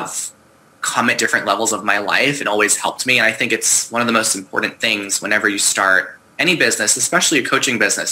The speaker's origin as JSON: {"language": "English", "area": "Long Island", "region": "New York", "country": "United States", "also_born_or_lived": "Boston / China / Vancouver, Canada", "moved": "as an adult", "lives_now": "Seattle, United States", "said": "I'm originally from Long Island, New York"}